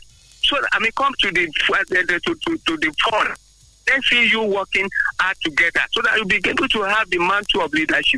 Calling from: Abeokuta, Ogun State, Nigeria; from Abeokuta.

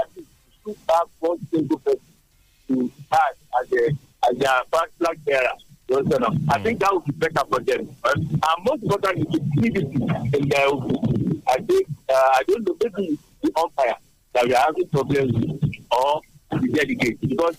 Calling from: Abeokuta, Ogun State, Nigeria; from Abeokuta.

